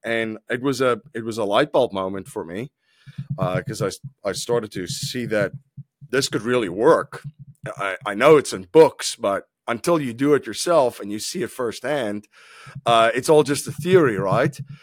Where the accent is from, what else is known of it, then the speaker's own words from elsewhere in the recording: South Africa; moved away; I'm originally from South Africa. I, uh, grew up in South Africa